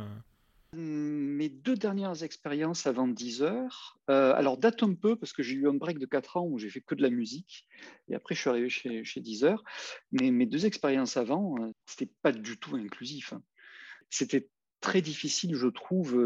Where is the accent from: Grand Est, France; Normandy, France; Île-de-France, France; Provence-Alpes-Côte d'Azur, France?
Provence-Alpes-Côte d'Azur, France; Marseille; je venais quartier nord de Marseille